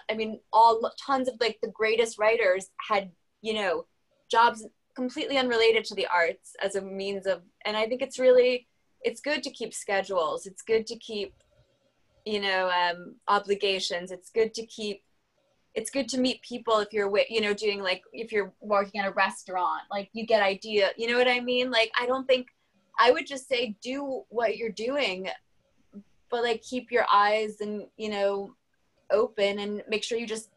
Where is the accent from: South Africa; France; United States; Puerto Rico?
France; I was a babysitter for like 4 kids under the age of like 4 growing up in France